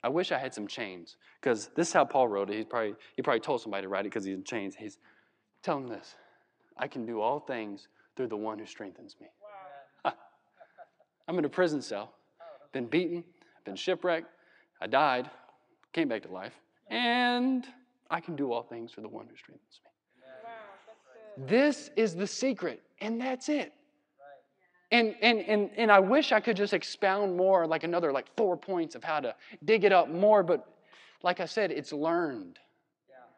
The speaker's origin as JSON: {"language": "English", "region": "Virginia", "country": "United States", "said": "we're from Virginia"}